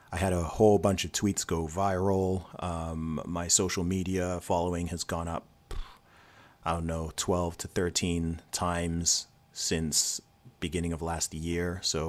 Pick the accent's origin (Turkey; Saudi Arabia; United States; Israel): Saudi Arabia; also born or lived in England; So I was born in England. So born in the UK. When I was 1 year old, I moved to Saudi Arabia. So my whole family went out to Saudi Arabia. My parents were working there. So I went to school in Saudi Arabia